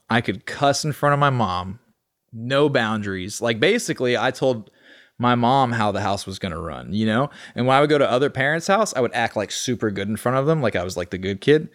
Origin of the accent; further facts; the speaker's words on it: Austin, Texas, United States; born and raised in Austin, Texas